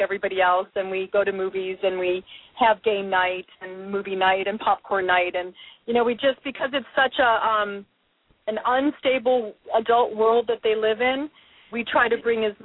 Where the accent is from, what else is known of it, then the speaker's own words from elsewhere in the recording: Chicago, Illinois, United States; moved away as an adult; now in Los Angeles, United States; I led a very normal, suburban, wonderful life.